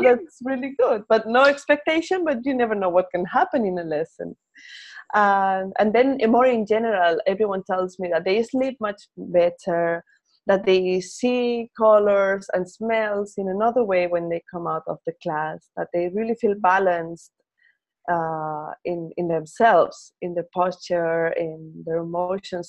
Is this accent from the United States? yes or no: no; Spain; first language Spanish; English is a second language; we Spaniards or Latin Americans think in our language